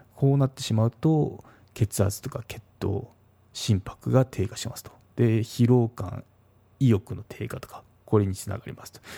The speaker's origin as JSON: {"language": "Japanese", "region": "Kagoshima", "country": "Japan", "tie": "born or raised there", "said": "鹿児島出身なんですけど"}